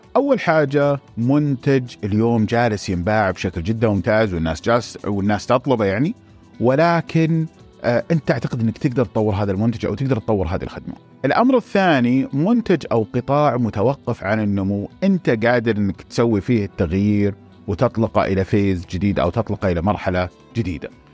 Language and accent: Arabic; Saudi Arabia; عندنا في السعوديه